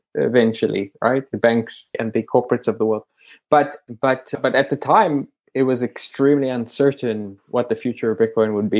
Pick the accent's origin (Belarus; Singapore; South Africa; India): South Africa; I grew up in South Africa, in apartheid South Africa